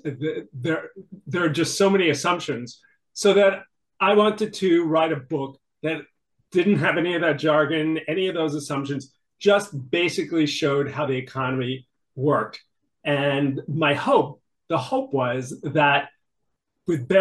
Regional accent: New York City, New York, United States; I grew up in New York City in a family that often faced financial difficulties

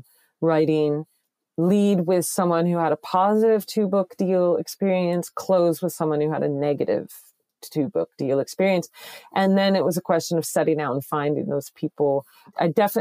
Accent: Connecticut, United States; I'm from Connecticut

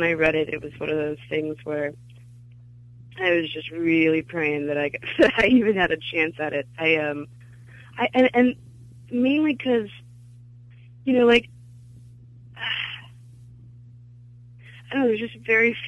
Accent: Glendale, California, United States; moved away as an adult; also born or lived in Chicago; I grew up in Glendale in California

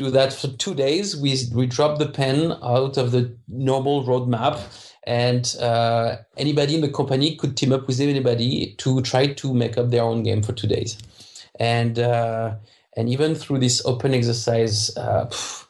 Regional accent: France; English is a second language; moved away; I'm French, so I don't pronounce the H well

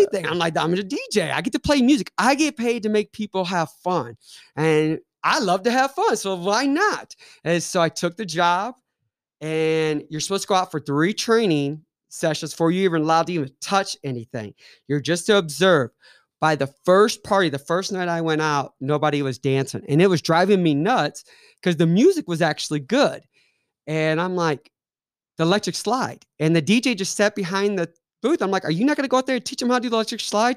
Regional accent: Ferguson, Missouri, United States; moved away as an adult; now in Kansas City, United States; growing up in Ferguson was awesome. Growing up in Saint Louis was different

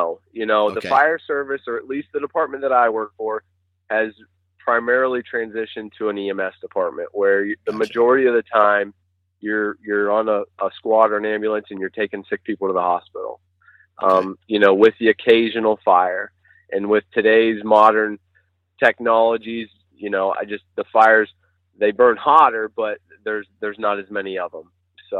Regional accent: Ohio, United States; Well, I'm from Central Ohio. I live not so far out of Columbus, toward the Hocking Hills region

